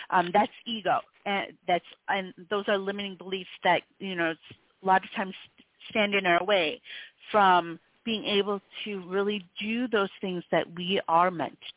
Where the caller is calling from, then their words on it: Connecticut, United States; I'm calling from Connecticut.